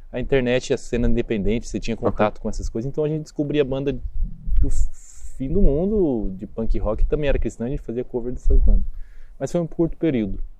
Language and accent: Portuguese; Vilhena, Rondônia, Brazil; born there; also born or lived in Campo Grande, Brazil / São Paulo, Brazil / Praia Grande, Brazil / Asunción, Paraguay; Bom, nasci em Vilhena, morei em Campo Grande, no Mato Grosso do Sul.